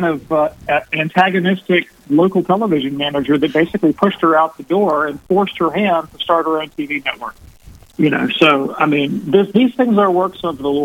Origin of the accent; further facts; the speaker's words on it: Birmingham, Alabama, United States; I moved back to my hometown of Birmingham, Alabama.